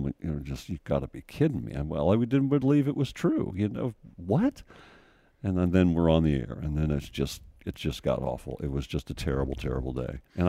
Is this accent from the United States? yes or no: yes; St. Louis, Missouri, United States; now in Nashville, United States; I'm from St. Louis.